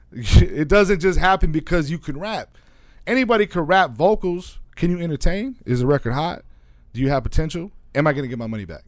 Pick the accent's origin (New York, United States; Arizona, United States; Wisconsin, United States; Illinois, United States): Arizona, United States; small town three hours east of Phoenix; moved away as an adult; also born or lived in California; now in Phoenix, United States; I grew up in a small town that's three hours east of here